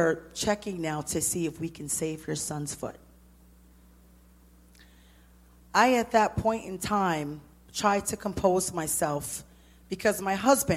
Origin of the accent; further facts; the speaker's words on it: New York City, New York, United States; I'm from Brooklyn